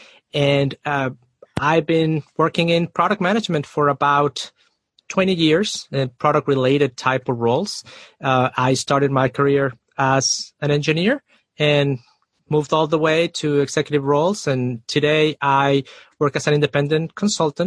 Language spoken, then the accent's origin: English; Mexico City, Mexico; moved away as an adult; also born or lived in Austin, Texas; I am originally from Mexico City. So I moved to Austin, Texas after college